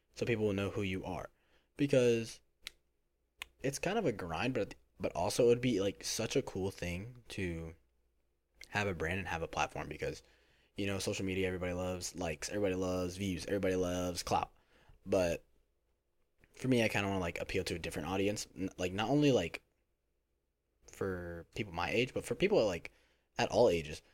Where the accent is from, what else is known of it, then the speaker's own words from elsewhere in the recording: Philadelphia, Pennsylvania, United States; now in Florida, United States; I'm from Philadelphia, Pennsylvania, but I live in Florida.